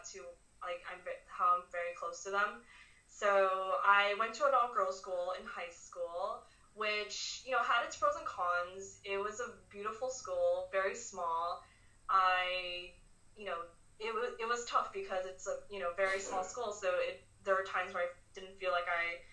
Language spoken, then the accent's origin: English; Hawaii, United States; also born or lived in Nagoya, Japan / New York; I pretty much spent all of my childhood, my teenage years in Hawaii